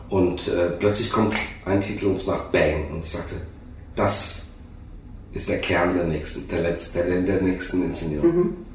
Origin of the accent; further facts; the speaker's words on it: Oberursel, Hesse, Germany; Und ich bin ich komme ja hier aus der Gegend, witzigerweise. Ich komme aus Oberursel. Es ist äh, 20 Kilometer von hier entfernt. Fünf, ja, ein bisschen mehr, 30. So eine Schlafstadt von Frankfurt.